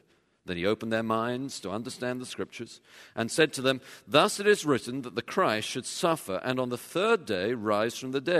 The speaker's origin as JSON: {"language": "English", "region": "England", "country": "United Kingdom", "tie": "born or raised there", "said": "When I was growing up, of course, I grew up in England."}